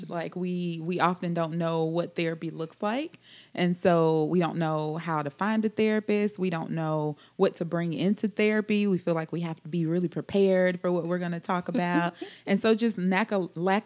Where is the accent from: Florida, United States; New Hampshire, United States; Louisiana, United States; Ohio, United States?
Louisiana, United States; moved away as an adult; now in Columbia, United States; I am not from Alabama. I'm actually from Louisiana. Live in Columbia.